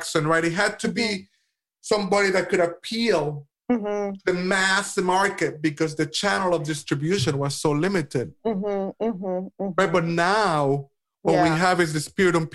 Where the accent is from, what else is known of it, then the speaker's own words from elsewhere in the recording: Puerto Rico; I'm from the Caribbean originally. I'm from Puerto Rico.